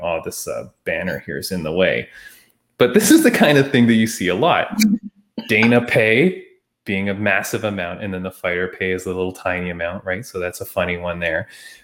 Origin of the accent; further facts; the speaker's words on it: Canada; being Canadian